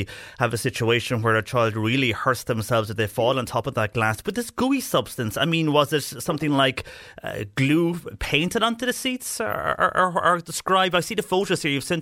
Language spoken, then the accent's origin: English; Bandon, Munster, Ireland; when I was growing up in Bandon